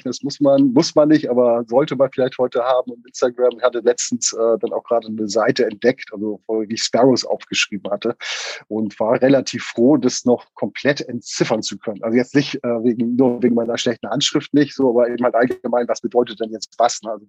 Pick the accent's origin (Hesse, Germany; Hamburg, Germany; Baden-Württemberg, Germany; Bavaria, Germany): Hamburg, Germany; Ja, ich bin gebürtiger Hamburger, wobei äh, also im Süden Hamburgs aufgewachsen oder auch geboren worden, Hamburg-Wilhelmsburg.